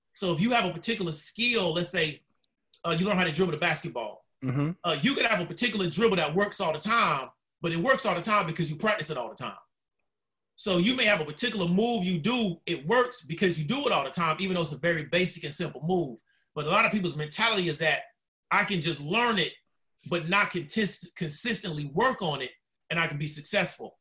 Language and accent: English; Orlando, Florida, United States; also born or lived in Tampa, Florida; I'm a Florida native, uh, born in Tampa, moved to Orlando, uh, pretty much raised in West Orlando